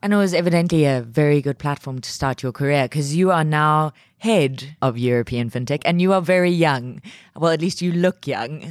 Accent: South Africa; being a South African myself

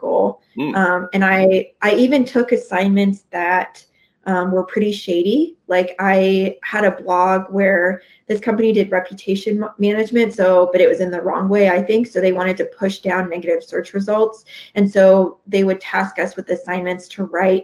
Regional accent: 2 hours west of Kansas City, United States; my hometown is 2 hours west of Kansas City

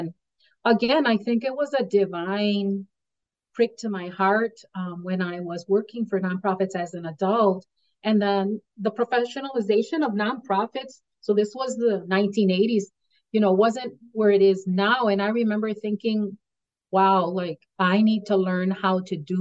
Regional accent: United States; I was born and raised on the South Side. It was primarily a Polish community and then a Latino IX community.

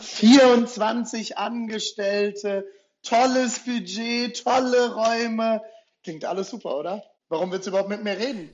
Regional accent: Rhine-Main area, Germany; moved away as an adult; now in Leipzig, Germany; Ich komme ursprünglich aus dem Rhein-Main-Gebiet, bin mit, mit, meiner Frau vor guten acht Jahren nach Leipzig gezogen

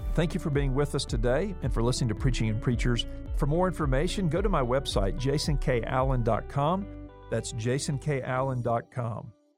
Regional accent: Gulf Coast, United States; I grew up on the Gulf Coast

